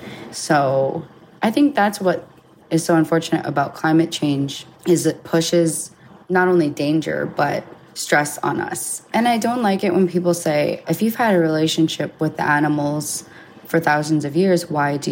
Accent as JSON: {"language": "English", "town": "Utqiagvik", "region": "Alaska", "country": "United States", "tie": "born or raised there", "also_born_or_lived": "Hawaii", "said": "I was born and raised here in Utqiagvik, Alaska"}